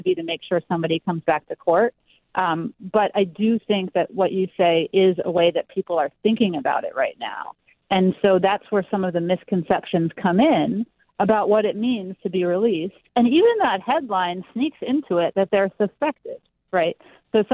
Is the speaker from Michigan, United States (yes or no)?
no; New York, United States; my home state of New York